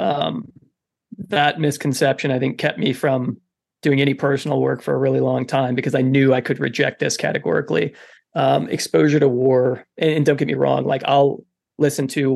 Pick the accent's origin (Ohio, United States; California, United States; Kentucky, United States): Kentucky, United States; also born or lived in Wisconsin; at the age of 10, we moved from Wisconsin to Kentucky